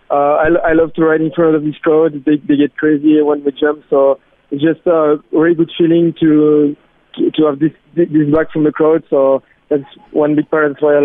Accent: Belgium; I come from Belgium

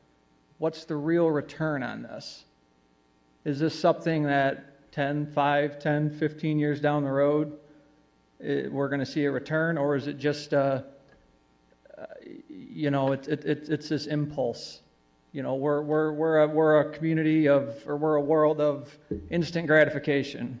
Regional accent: Kalamazoo, Michigan, United States; also born or lived in Cooper Township, Michigan; I was born and raised in Kalamazoo. I live in Cooper Township now.

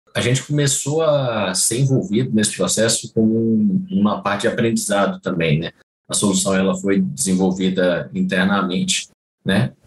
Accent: Itabira, Minas Gerais, Brazil; foi na minha cidade natal, né? Eu sou de Tabira

